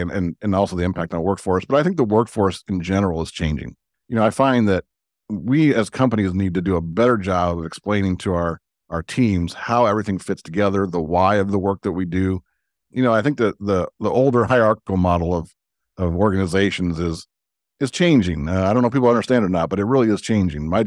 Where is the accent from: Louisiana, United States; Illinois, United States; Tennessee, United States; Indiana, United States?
Illinois, United States; Chicago; I grew up in the Jordan era